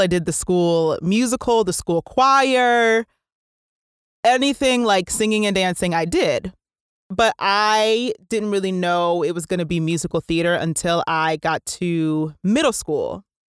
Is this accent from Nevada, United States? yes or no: no; New Jersey, United States; I was born and raised in New Jersey